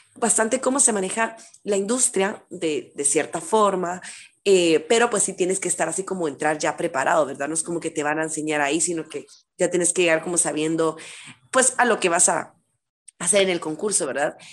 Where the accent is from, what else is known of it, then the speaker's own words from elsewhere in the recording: Guatemala; soy de Guatemala